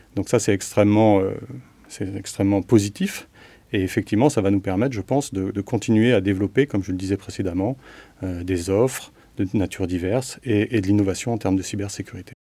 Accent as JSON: {"language": "French", "country": "France", "said": "on est français"}